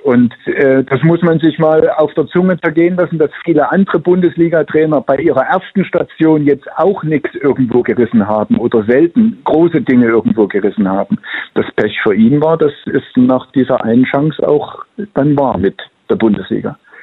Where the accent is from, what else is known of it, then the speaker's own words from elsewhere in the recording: Leipzig, Saxony, Germany; ich bin in Leipzig groß geworden